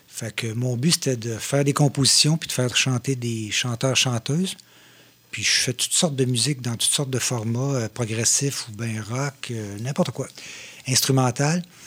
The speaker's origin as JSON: {"language": "French", "town": "Shawinigan", "region": "Quebec", "country": "Canada", "tie": "born or raised there", "also_born_or_lived": "Saint-Grégoire / Trois-Rivières", "said": "je viens de Saint-Grégoire, mais je suis arrivé à Shawi euh, très, très tôt"}